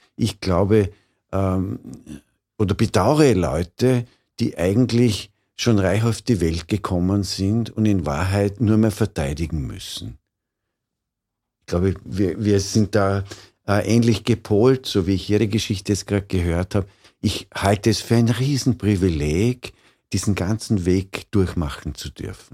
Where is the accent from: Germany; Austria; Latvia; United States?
Austria; Vorarlberg; Ich bin in Vorarlberg aufgewachsen